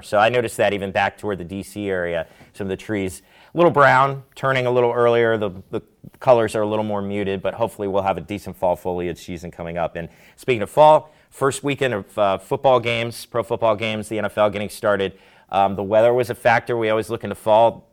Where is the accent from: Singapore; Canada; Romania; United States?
United States; Maryland; now in Delmarva, United States; Growing up in Maryland